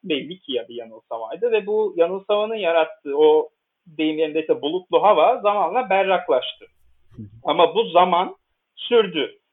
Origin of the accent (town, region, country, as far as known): Istanbul, Turkey; moved away as an adult; also born or lived in Leipzig, Germany / Vienna, Austria; now in Bonn, Germany